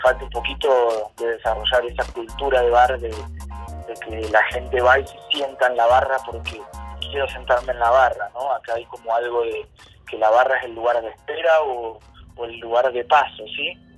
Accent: Argentina; now in Colombia; en mi país, en Argentina

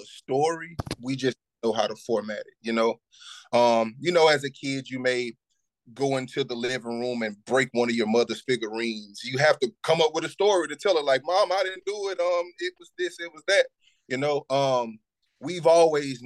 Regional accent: Shreveport, Louisiana, United States; moved away; also born or lived in Dallas, Texas; My upbringing as a youth, seeing what I seen growing up in Shreveport, Louisiana, even moving to Dallas, Texas

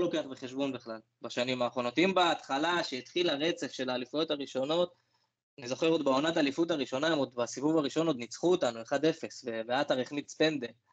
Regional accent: Northern District, Israel; אני בגלל שגדלתי בצפון

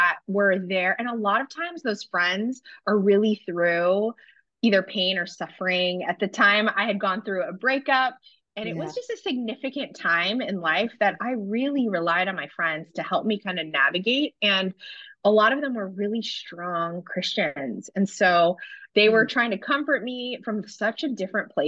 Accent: San Francisco, California, United States; I am from San Francisco

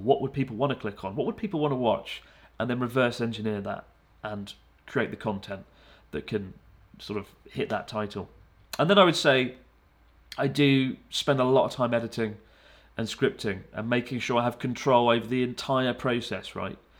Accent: United Kingdom; moved away as an adult; now in Japan; I don't feel like I'm just a British guy

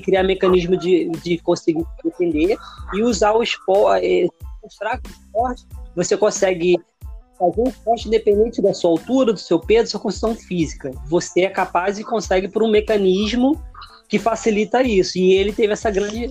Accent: Brazil; Eu sou brasileiro

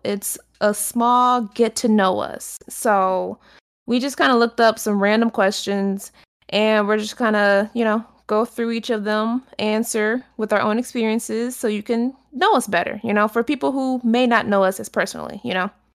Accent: Detroit, Michigan, United States; I'm from Detroit

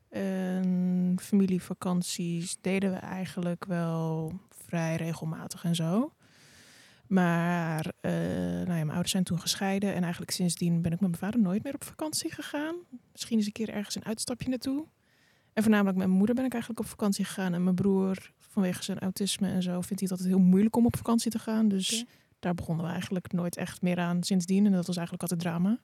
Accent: Amersfoort, Utrecht, Netherlands; kom uit Amersfoort

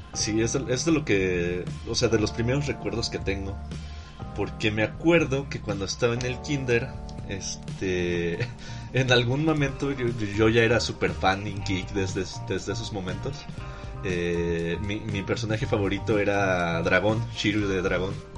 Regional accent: Mexico; nuestra propia versión acá mexicana

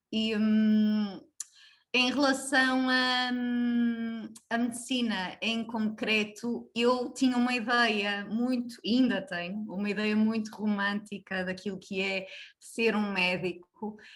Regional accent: Braga, Norte, Portugal; sou natural de Braga

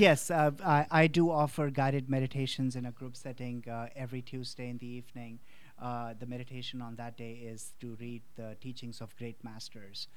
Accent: India; born or raised there; moved away

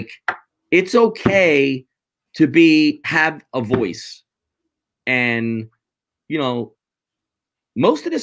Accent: United States; I'm an American citizen

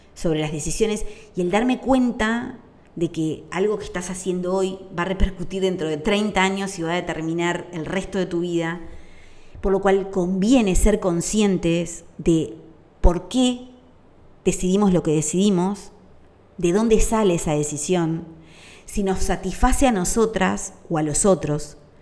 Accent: Uruguay; durante la dictadura en mi país

